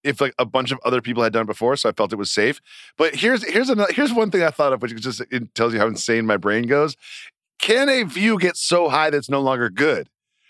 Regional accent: United States; I think you can tell we're American pretty quickly.

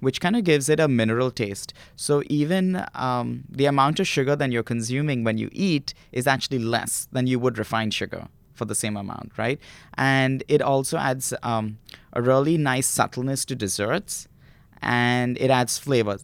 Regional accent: Mumbai, Maharashtra, India; moved away; I grew up in India

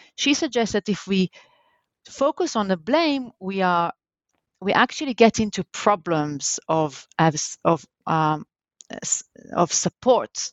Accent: Jerusalem, Jerusalem District, Israel; I was born in Jerusalem, in Israel, and that's where actually I grew up

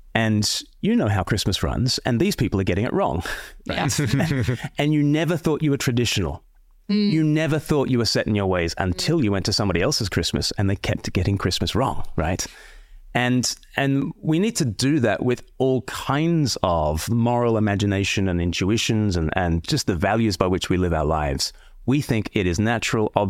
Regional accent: Australia; moved away; I'm from Australia originally

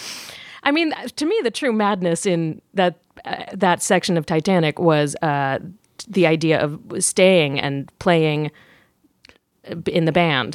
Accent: Virginia, United States; moved away as an adult; also born or lived in New York / London; now in Los Angeles, United States; originally Virginia

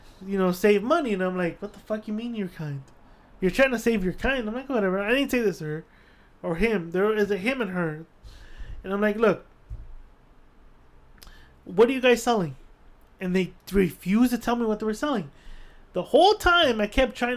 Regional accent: Guatemala; also born or lived in El Salvador; now in United States; I'm from Guatemala

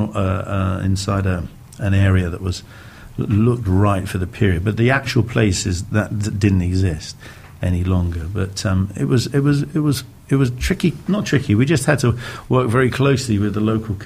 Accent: England, United Kingdom; also born or lived in London; as an Englishman from the United Kingdom

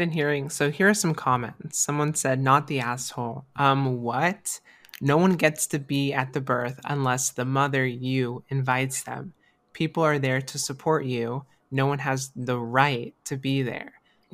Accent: Florida, United States; Florida. So this is my home state

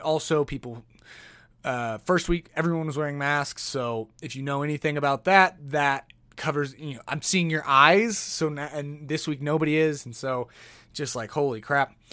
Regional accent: Oklahoma City, Oklahoma, United States; moved away as an adult; now in Denver, United States; I'm from Oklahoma City

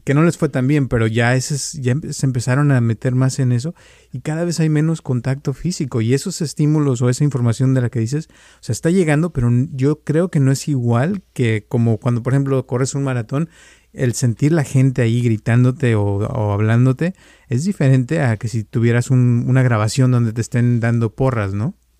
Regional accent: Mexico; now in California, United States; cuando yo crecí también en México, salíamos todos los días a la calle a jugar

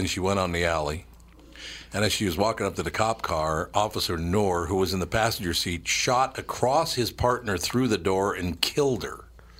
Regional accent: Minneapolis, Minnesota, United States; I was so happy growing up in Minneapolis.

